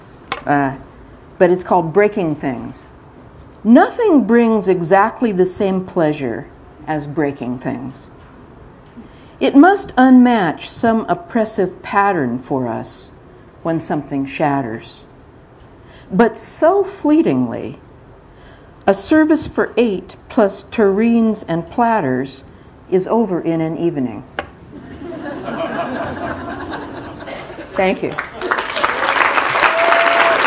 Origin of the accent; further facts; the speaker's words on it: Mojave Desert, California, United States; also born or lived in Central Valley, California; now in Marin County, United States; When I was young, I lived in the Central Agricultural Valley of California, and then my father was an oil driller and a driller of various kinds of holes, and we moved to the Mojave Desert, and then I was very much a desert child for quite a while.